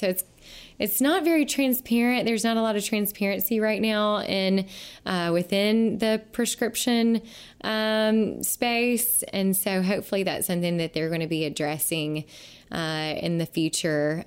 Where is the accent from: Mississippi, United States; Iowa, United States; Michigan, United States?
Mississippi, United States; Mississippi Delta, United States; my hometown, small town in Mi-, Mississippi Delta, uh, where I grew up